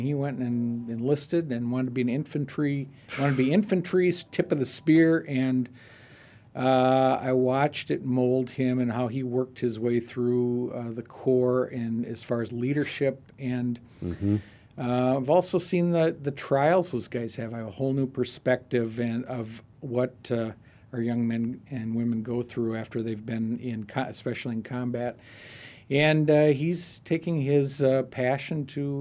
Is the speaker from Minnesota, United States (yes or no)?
yes; Minnesota, United States; I'm originally from Minnesota